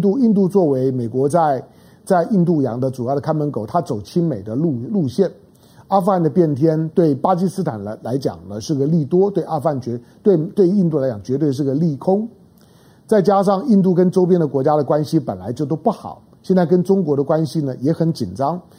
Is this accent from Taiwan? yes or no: yes; Taiwan; 我身为台湾人